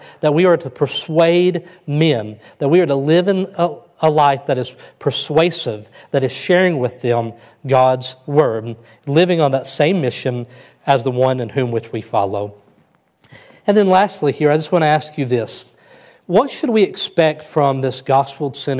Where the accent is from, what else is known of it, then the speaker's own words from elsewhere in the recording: West Kentucky, United States; moved away as an adult; now in Alpharetta, United States; I crawled out of the woods of West Kentucky and I came to the big city